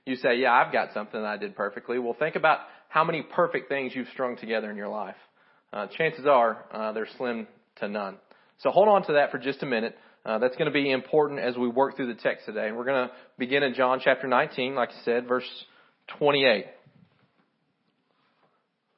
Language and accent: English; Kentucky, United States; I'm from Kentucky. My English isn't great